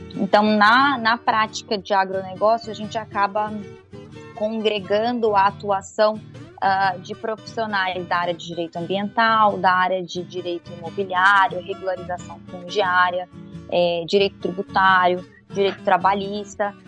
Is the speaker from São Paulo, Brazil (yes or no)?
no; Campo Grande, Mato Grosso do Sul, Brazil; eu sou de Mato Grosso do Sul, então ah, sou é? em Campo Grande, exato, sou de lá